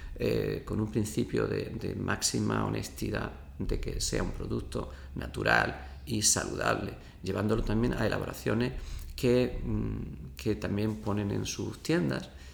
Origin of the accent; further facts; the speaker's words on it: Abrucena, Andalusia, Spain; moved away as an adult; also born or lived in Seville; yo soy de Abrucena